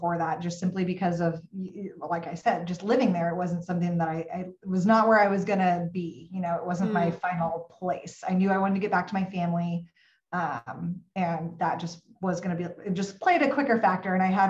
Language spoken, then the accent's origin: English; Pacific Northwest, United States; also born or lived in Texas; I was living in Texas. I'm from the Pacific Northwest. So that is a very difficult place for a Pacific Northwest girl to live